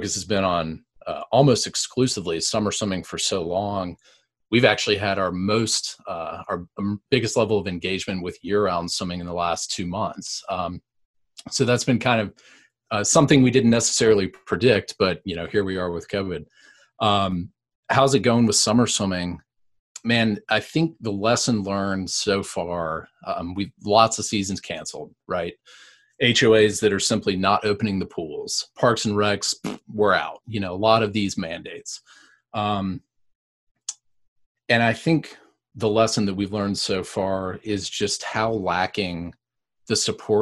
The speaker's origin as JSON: {"language": "English", "town": "Raleigh", "region": "North Carolina", "country": "United States", "tie": "born or raised there", "said": "I grew up in Raleigh"}